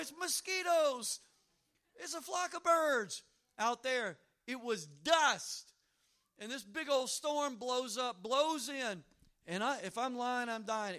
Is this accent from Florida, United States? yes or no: no; Louisiana, United States; I'm from Louisiana